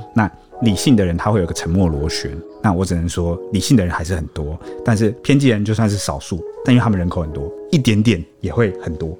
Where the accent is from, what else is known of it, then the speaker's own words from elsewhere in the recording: Taiwan; 我现在用台湾人的角度跟你讲